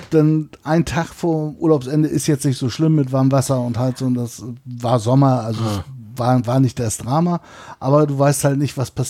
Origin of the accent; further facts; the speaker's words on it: Weißenhäuser Strand, Schleswig-Holstein, Germany; Genau, da bin ich auf dem Campingplatz sozusagen groß geworden bei meinen Eltern, den haben wir irgendwann übernommen